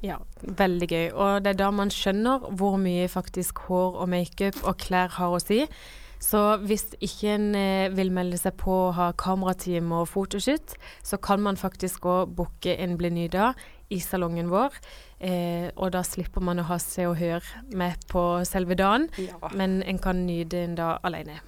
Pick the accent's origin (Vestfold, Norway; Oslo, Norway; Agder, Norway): Agder, Norway; Kristiansand; moved away; hjemme i Kristiansand